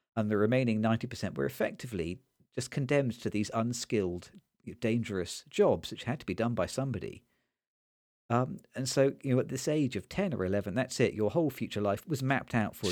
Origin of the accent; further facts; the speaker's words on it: Nottingham, East Midlands, United Kingdom; when I grew up in Nottingham